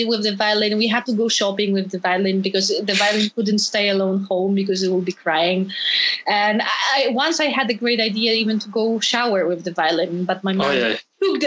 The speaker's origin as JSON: {"language": "English", "country": "Poland", "tie": "born or raised there", "also_born_or_lived": "Hanover, Germany", "moved": "yes", "said": "in Poland, in my home country"}